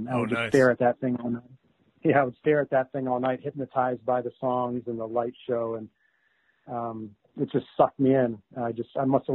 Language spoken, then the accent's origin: English; Chicago, Illinois, United States; I was in Chicago, so I was somewhere in between fourth and seventh grade